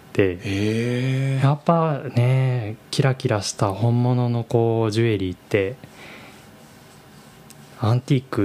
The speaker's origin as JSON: {"language": "Japanese", "region": "Aichi", "country": "Japan", "tie": "born or raised there", "moved": "yes", "lives_now": "Tokyo, Japan", "said": "自分自分愛知出身なんですけ"}